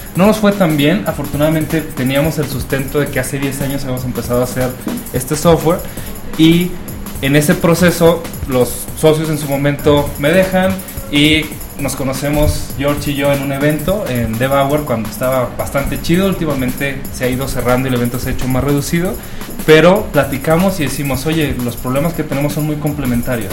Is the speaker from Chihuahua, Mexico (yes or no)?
yes; Chihuahua, Mexico; moved away as an adult; now in Guadalajara, Mexico; en la ciudad donde yo nací viví muchos años, no había industria del cine, de la animación. Chihuahua, Chihuahua, el norte de México